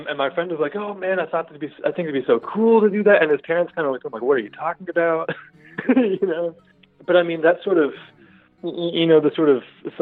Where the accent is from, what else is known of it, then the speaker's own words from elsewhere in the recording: Houston, Texas, United States; I'm from Houston.